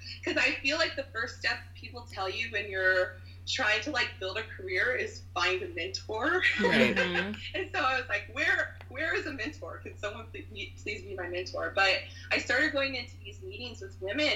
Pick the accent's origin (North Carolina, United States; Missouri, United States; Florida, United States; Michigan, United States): Florida, United States; Lakeland; now in Orlando, United States; I grew up in Lakeland, which is only like an hour west of here